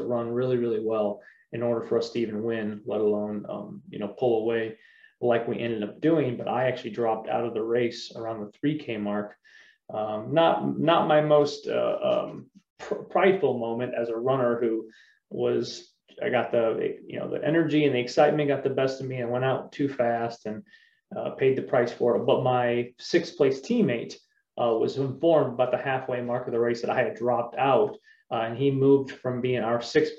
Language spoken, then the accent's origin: English; LaGrange County, Indiana, United States; also born or lived in Wauseon, Ohio / Michigan; I was born in Wauseon, Ohio. I was raised in LaGrange County, Indiana